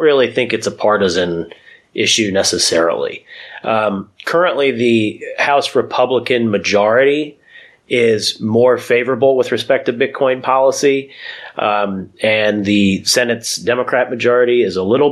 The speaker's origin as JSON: {"language": "English", "country": "United States", "tie": "born or raised there", "moved": "as an adult", "lives_now": "Washington, D.C. suburbs, United States", "said": "I grew up in the New York, New Jersey area here in the States, and now I live in the suburbs outside Washington, D.C."}